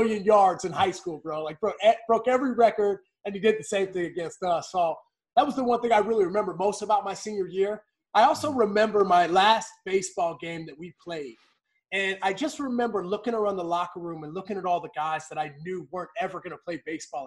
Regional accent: West Virginia, United States; growing up in West Virginia

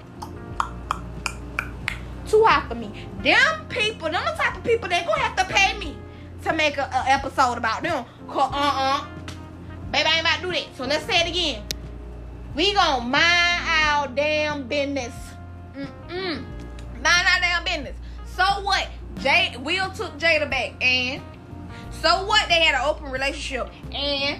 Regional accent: South Carolina, United States; my roots, I am from South Carolina

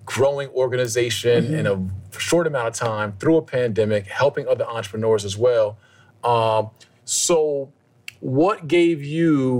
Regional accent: New Jersey, United States; I'm from Jersey

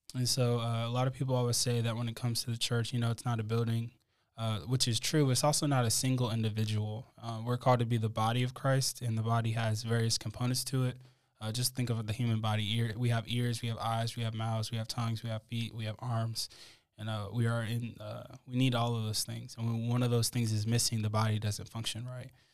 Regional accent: United States; our individualistic society in America

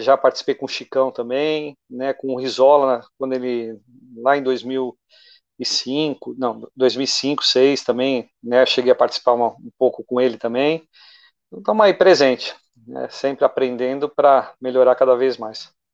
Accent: São Caetano do Sul, São Paulo, Brazil; also born or lived in São Bernardo do Campo; nasci em São Bernardo, mas sempre moro em São Caetano

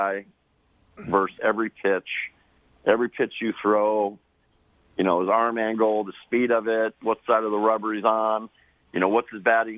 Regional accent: Sacramento, California, United States; growing up in Sacramento

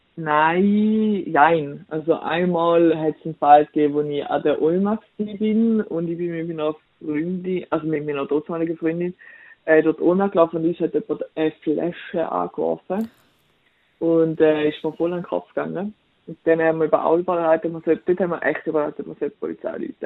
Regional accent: Switzerland; ich bin weiß und ich bin Schweizerin

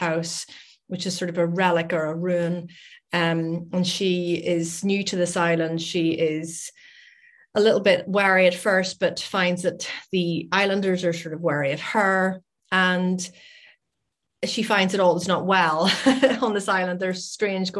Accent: Northern Ireland, United Kingdom; moved away as an adult; now in Scotland, United Kingdom; I live in Scotland, but I'm originally from Northern Ireland, hence my accent.

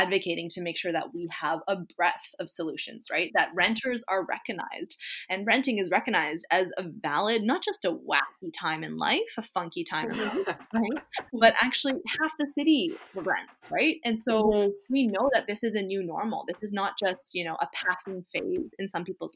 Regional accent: British Columbia, Canada; us as British Columbians

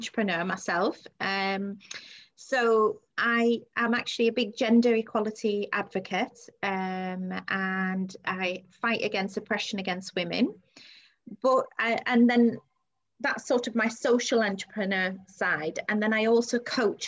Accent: Saudi Arabia; moved away; I grew up in Saudi Arabia

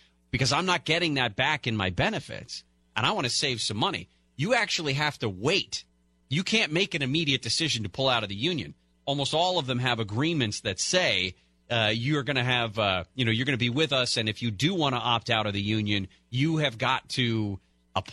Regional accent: San Francisco Bay Area, California, United States; I grew up in the Bay Area.

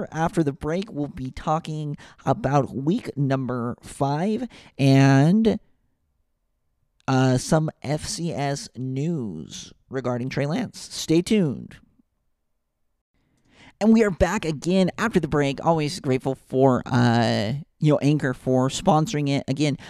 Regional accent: Ogden, Utah, United States; I grew up in Ogden, Utah.

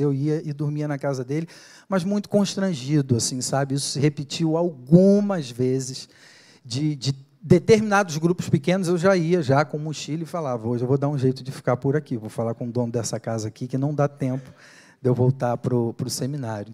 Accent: Niterói, Rio de Janeiro, Brazil; moved away as an adult; now in São Paulo, Brazil; lá em Niterói, no Rio de Janeiro, de onde eu sou

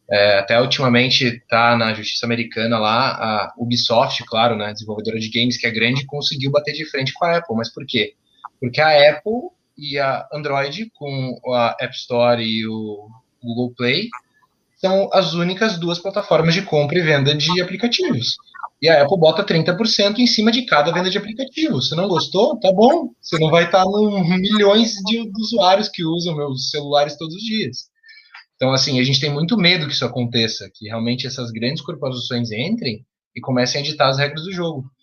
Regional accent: Curitiba, Paraná, Brazil; como, bom, como bom curitibano, né?

